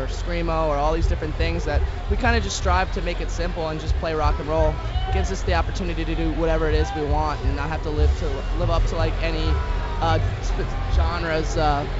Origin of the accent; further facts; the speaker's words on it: New Jersey, United States; we're from New Jersey